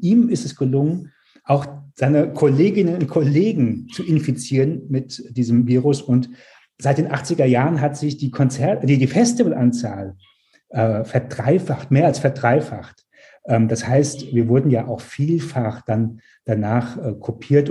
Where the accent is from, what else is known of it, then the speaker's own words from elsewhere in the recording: Mainz, Rhineland-Palatinate, Germany; moved away as an adult; also born or lived in New York / Hamburg; Ich bin in Mainz geboren.